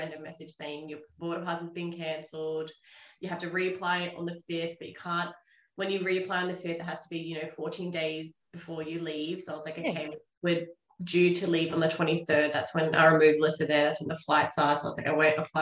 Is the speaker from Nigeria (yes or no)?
no; Sydney, New South Wales, Australia; We are from Sydney, New South Wales